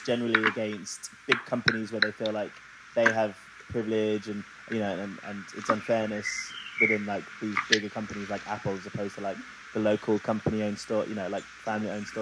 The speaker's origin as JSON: {"language": "English", "region": "London", "country": "United Kingdom", "tie": "born or raised there", "said": "growing up in London"}